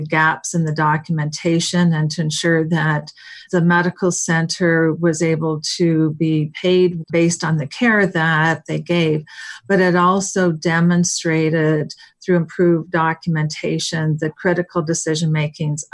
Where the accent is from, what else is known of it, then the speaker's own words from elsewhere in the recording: East Coast, United States; moved away as an adult; also born or lived in Seattle; I'm from the East Coast, and I was moving to the West Coast